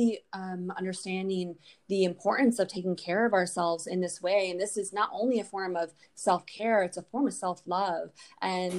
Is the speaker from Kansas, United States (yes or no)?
no; Hudsonville, Michigan, United States; I grew up in Hudsonville, which is, you know, about 20 minutes southwest of Grand Rapids